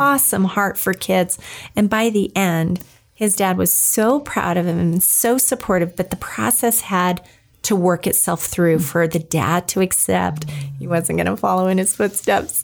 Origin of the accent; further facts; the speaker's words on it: New Mexico, United States; I grew up in New Mexico